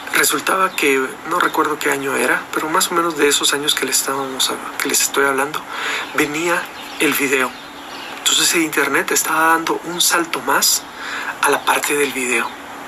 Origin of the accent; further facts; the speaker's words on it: Guatemala; Yo estoy acá en Guatemala. En mi país